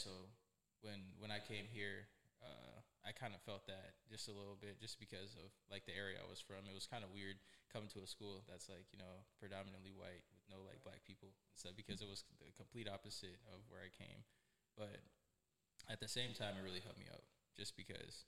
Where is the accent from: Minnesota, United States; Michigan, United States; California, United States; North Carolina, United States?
Michigan, United States; Detroit; I'm from Detroit, Michigan. I grew up in Detroit